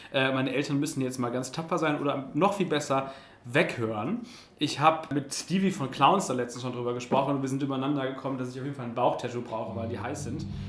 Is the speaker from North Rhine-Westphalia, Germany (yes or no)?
yes; Essen, North Rhine-Westphalia, Germany; also born or lived in Cologne; in Essen, wo ich geboren bin